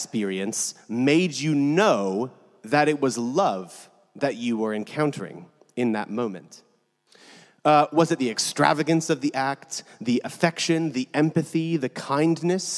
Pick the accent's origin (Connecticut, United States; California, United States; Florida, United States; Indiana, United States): California, United States; moved away